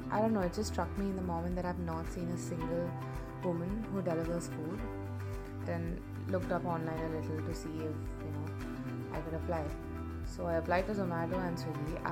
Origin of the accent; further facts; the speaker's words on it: Hyderabad, Telangana, India; I am 22 years old. I have been born and brought up in Hyderabad.